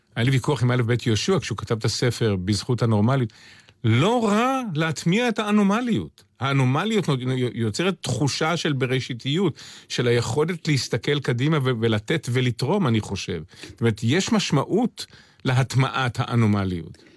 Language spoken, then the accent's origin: Hebrew; Jerusalem, Jerusalem District, Israel; נולדתי בירושלים, גדלתי בירושלים